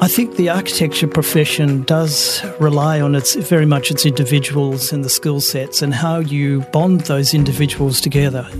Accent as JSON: {"language": "English", "town": "Melbourne", "region": "Victoria", "country": "Australia", "tie": "born or raised there", "said": "I'm Melbourne uh, born and bred. I'm a Bayside boy, so I was born in Brighton, grew up in Sandringham"}